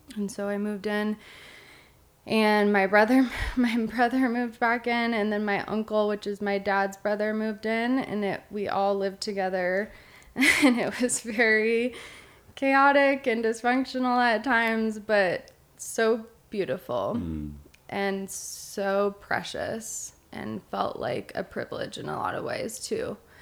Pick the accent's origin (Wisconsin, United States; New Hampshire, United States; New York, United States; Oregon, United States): Oregon, United States; Eugene; now in Bend, United States; I grew up in Eugene, Oregon